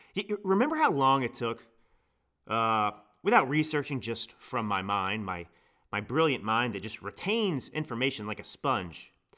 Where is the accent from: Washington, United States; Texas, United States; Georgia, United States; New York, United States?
Texas, United States; Dallas; also born or lived in Italy; now in California, United States; I grew up in Texas. I grew up in Dallas, Texas. That is my home.